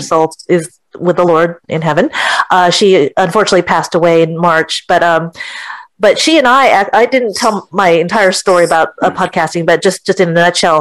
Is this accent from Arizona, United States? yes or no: no; California, United States; moved away as an adult; also born or lived in Artesia; now in Florida, United States; I'm originally from California, but my husband and I moved to Florida in 2006